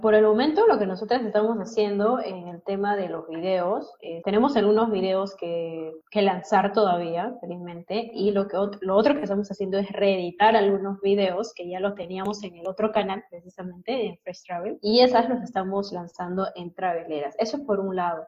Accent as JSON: {"language": "Spanish", "country": "Peru", "said": "como peruanos"}